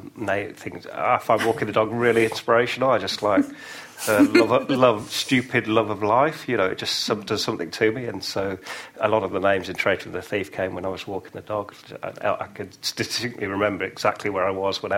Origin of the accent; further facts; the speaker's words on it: near Oxford, South East England, United Kingdom; moved away; also born or lived in York; I grew up near Oxford